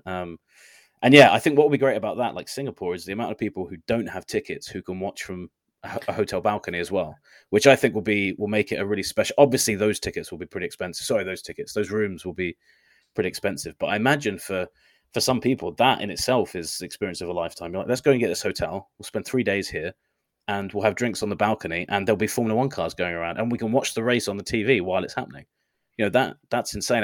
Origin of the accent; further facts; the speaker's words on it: United Kingdom; I as a British person